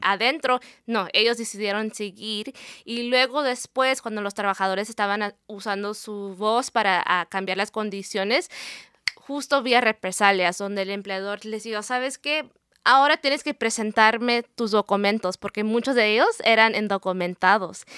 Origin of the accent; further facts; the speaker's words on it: California, United States; moved away as an adult; also born or lived in Mexico City / New York; now in Seattle, United States; soy, soy, de California, soy de California, mi familia es mexicana, de Puebla